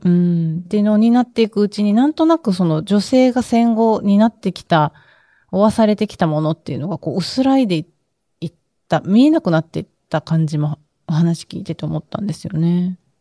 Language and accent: Japanese; Okinawa, Japan; 私も出身沖縄